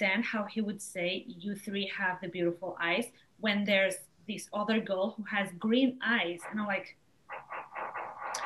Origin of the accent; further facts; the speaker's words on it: Spain; I'm from here. I was born in Spain. I'm Spanish.